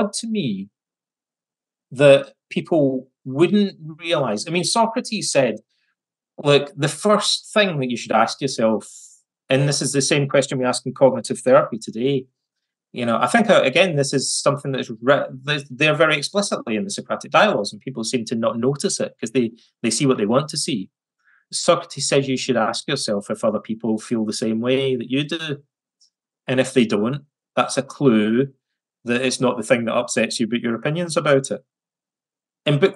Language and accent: English; West Coast of Scotland, United Kingdom; when I was a kid growing up in the West Coast of Scotland